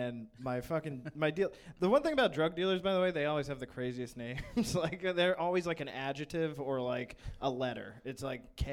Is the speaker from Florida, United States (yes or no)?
no; Fairfield, Connecticut, United States; I was living in Fairfield, Connecticut, but I grew up like right on the Bridgeport border